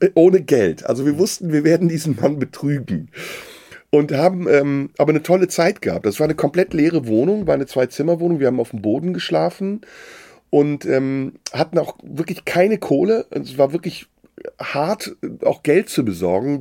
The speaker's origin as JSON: {"language": "German", "area": "between Düsseldorf and Cologne", "region": "North Rhine-Westphalia", "country": "Germany", "tie": "born or raised there", "also_born_or_lived": "Istanbul, Turkey", "said": "Ich bin in Deutschland aufgewachsen, relativ früh äh, hier hingekommen mit zwei im Rheinland"}